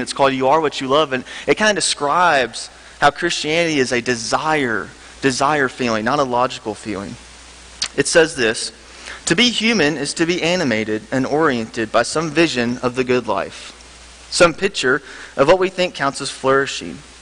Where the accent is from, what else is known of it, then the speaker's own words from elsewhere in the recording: Memphis, Tennessee, United States; moved away; I'm from Memphis, Tennessee. Um, I grew up at Sycamore View Church